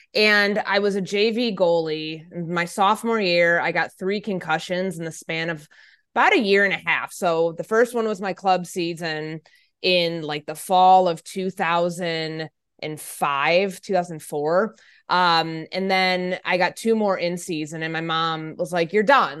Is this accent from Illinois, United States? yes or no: yes; Chicago, Illinois, United States; I grew up in the Chicagoland area